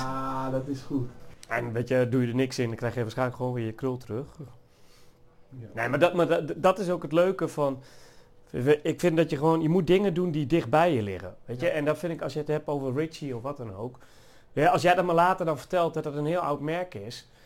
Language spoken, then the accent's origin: Dutch; Achterhoek, Gelderland, Netherlands; moved away; En ik kom oorspronkelijk uit de Achterhoek. En in de Achterhoek word je al wat meer opgevoed met rockmuziek